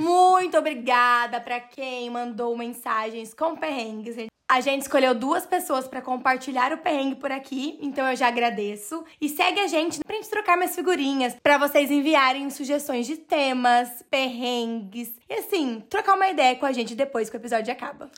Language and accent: Portuguese; Brazil; moved away as an adult; now in Ireland; Nós somos brasileiros